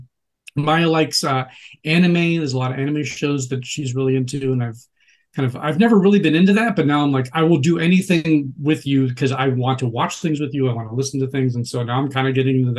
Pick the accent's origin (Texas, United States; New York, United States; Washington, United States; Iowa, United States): Washington, United States; Seattle; moved away as an adult; also born or lived in Tallahassee, Florida / Los Angeles; I'm actually from Seattle